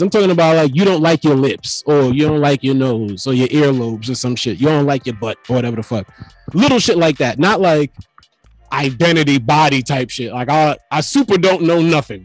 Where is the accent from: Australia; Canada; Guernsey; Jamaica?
Jamaica; I'm already Jamaican